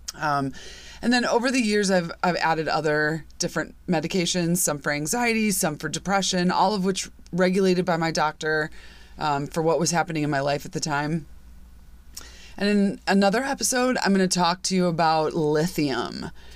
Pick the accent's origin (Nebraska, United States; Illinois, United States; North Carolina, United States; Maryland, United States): Illinois, United States; Chicago; I grew up in Chicago, I grew up in the suburbs of Chicago